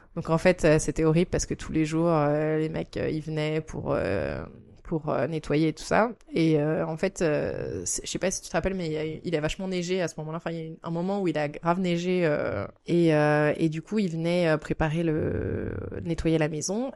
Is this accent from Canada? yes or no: no; France; moved away as an adult; now in Japan; je suis française et j'habite au Japon depuis quatre ans